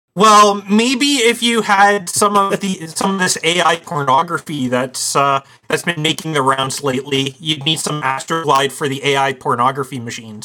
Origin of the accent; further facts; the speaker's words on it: Canada; our Canadian Thanksgiving